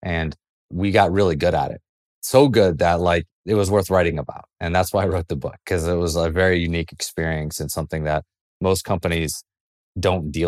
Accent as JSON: {"language": "English", "town": "Greenville", "region": "South Carolina", "country": "United States", "tie": "born or raised there", "also_born_or_lived": "San Francisco Bay Area", "moved": "yes", "said": "I grew up in South Carolina in Greenville"}